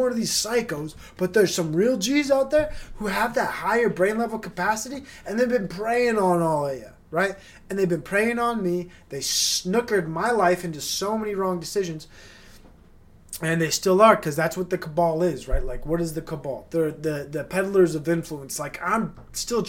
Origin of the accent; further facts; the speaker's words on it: Utah, United States; Growing up in Utah, I didn't quite fit